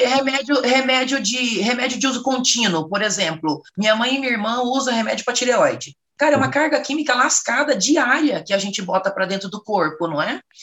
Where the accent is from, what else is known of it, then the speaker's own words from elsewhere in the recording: Rondônia, Brazil; moved away as an adult; now in São Paulo, Brazil; eu sou de Rondônia, tem agora em agosto faz nove anos que eu moro em São Paulo.